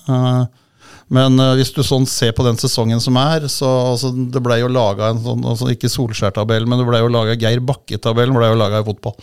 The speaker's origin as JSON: {"language": "Norwegian", "town": "Holmestrand", "region": "Vestfold", "country": "Norway", "tie": "born or raised there", "moved": "yes", "lives_now": "Hamar, Norway", "said": "jeg er jo opprinnelig fra Holmestrand, og i Vestfold så hadde vi jo svensk TV, så jeg er jo født og oppvokst med TV-pucken."}